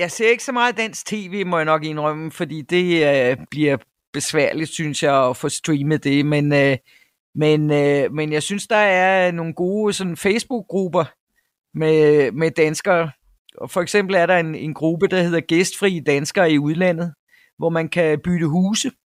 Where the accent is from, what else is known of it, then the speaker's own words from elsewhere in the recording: Denmark; moved away as an adult; now in South Africa; var repræsentant for Danes Worldwide i, i, øh, i min provins i, i KwaZulu-Natal i nogle år. Øh, men vi er så få danskere i den her provins